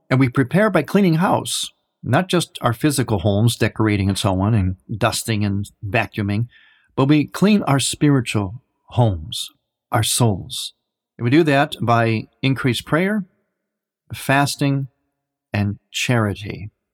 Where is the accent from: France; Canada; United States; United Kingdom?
United States; Cleveland, Ohio; also born or lived in Chicago area; now in Chicago, United States; I am in the Chicago area, but I'm originally from Cleveland